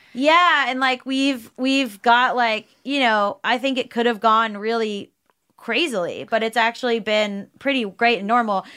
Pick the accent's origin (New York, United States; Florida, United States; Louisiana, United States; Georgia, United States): Florida, United States; South; we grew up in South Florida